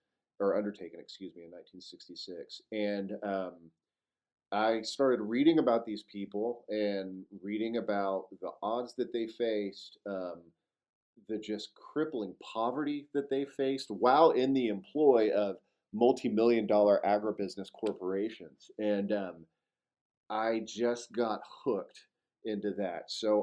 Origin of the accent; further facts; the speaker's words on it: Fort Worth, Texas, United States; I grew up in Fort Worth, Texas, so about 300 miles to the east of here